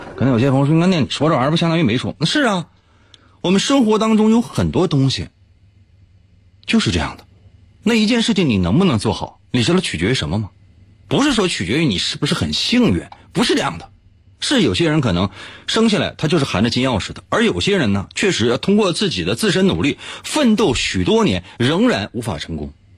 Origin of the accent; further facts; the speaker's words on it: Liaoning, China; 今天咱说一个咱辽宁的老乡